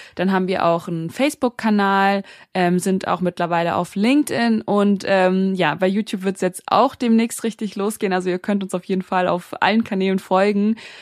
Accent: Frankfurt, Hesse, Germany; moved away as an adult; now in Berlin, Germany; Also ich bin in Deutschland beziehungsweise in Frankfurt geboren, ähm, bin dort auch aufgewachsen

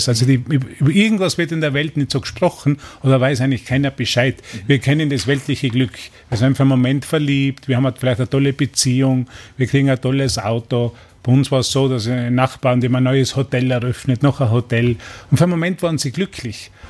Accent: Neustift im Stubaital, Tyrol, Austria; und ich bin aufgewachsen in Tirol, habe dort gelebt, in einem Fremdenverkehrsort, Neustift im Stubaital und habe als Kind schon angefangen, einfach Leute zu beobachten.

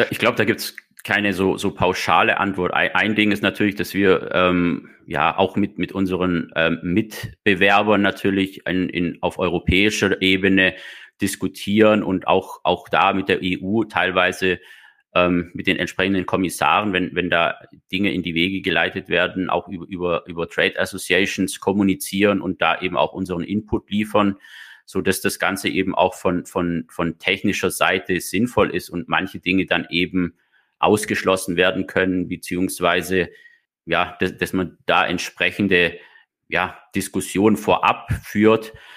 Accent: Germany; also born or lived in Baden-Württemberg; bei uns in Deutschland

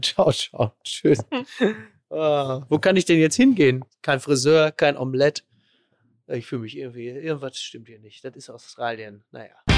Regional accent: Ruhr area and Münsterland, North Rhine-Westphalia, Germany; bei uns im Ruhrgebiet und im Münsterland

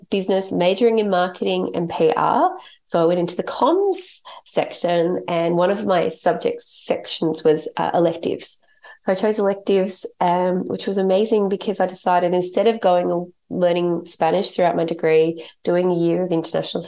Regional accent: Australia; my parents are English, and I grew up in Australia. I was born in Australia. So I'm Australian

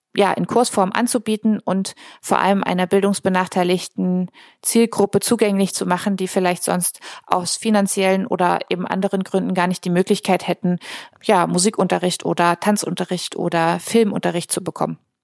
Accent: near Potsdam, Brandenburg, Germany; moved away as an adult; also born or lived in Berlin; now in Rostock, Germany; Ich bin ursprünglich aus der Nähe von Potsdam, also gebürtige Brandenburgerin

